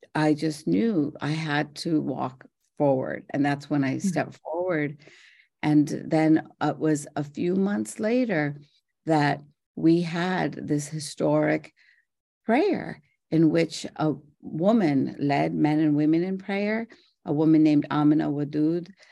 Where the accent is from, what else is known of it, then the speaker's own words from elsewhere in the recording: Morgantown, West Virginia, United States; also born or lived in India; I'm from Morgantown, West Virginia